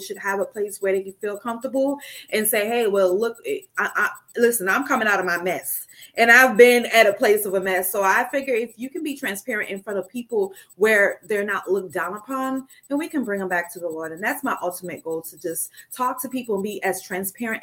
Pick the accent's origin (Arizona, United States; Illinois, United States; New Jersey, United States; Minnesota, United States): New Jersey, United States; now in West Palm Beach, United States; I am signing on to you guys from West Palm Beach. I am originally from New Jersey. I don't know if you hear the accent still or not